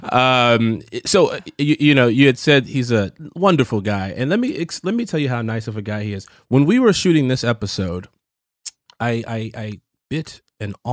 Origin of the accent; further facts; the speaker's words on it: Chicago, Illinois, United States; I'm from Chicago and I don't have an accent.